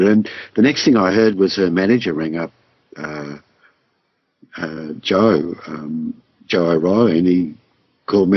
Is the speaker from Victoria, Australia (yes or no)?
yes; Southwest Victoria, Australia; I'm from Southwest Victoria